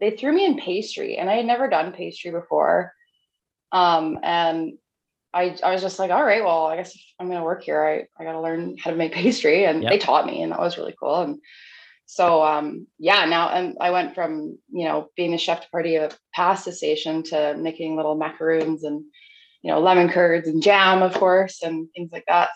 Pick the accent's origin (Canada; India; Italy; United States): Canada; Kelowna, British Columbia; moved away as an adult; also born or lived in Vancouver / Whistler / Kamloops / Australia; I'm from the Okanagan, born and raised in East Kelowna